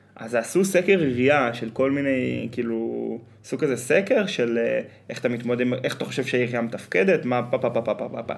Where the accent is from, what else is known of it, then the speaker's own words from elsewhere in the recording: Northern Israel, Israel; אנחנו צפונבונים, כי אנחנו מהצפון